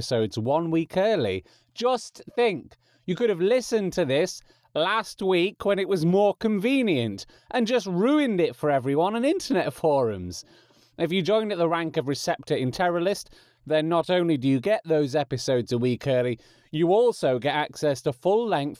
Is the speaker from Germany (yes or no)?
no; England, United Kingdom; accent: English; my natural English accent